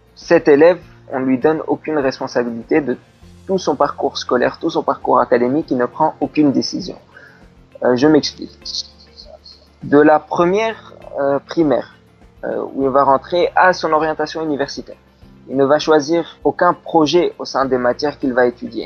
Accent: Tunisia; moved away; also born or lived in France; je, suis tunisien, je suis né en Tunisie

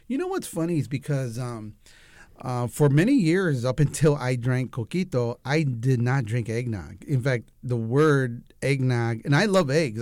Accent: United States; I'm Mexican American

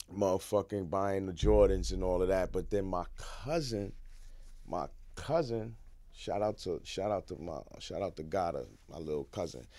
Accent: New York City, New York, United States; I'm a East Side nigga. From one hundred second Street and third, I was born in Mount Sinai Hospital, right there on the East Side

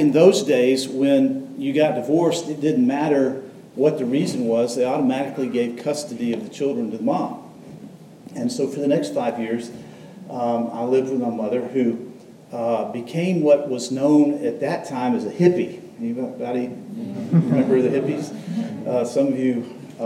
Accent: Atlanta, Georgia, United States; I'm from Atlanta, was born there

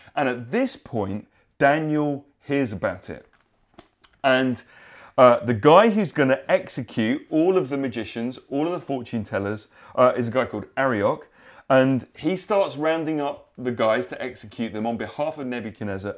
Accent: United Kingdom; us as upstanding British people

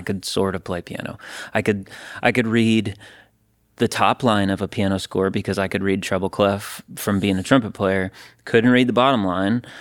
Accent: Stevens Point, Wisconsin, United States; moved away as an adult; now in Nashville, United States; I was at the University of Wisconsin Stevens Point, so I was in my hometown

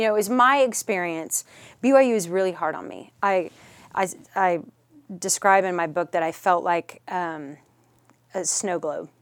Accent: Richardson, Texas, United States; also born or lived in New Mexico; And yes, grew up here. Grew up in Richardson.

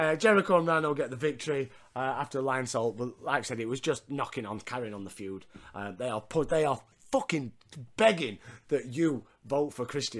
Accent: Yorkshire and the Humber, United Kingdom; I'm a Yorkshireman

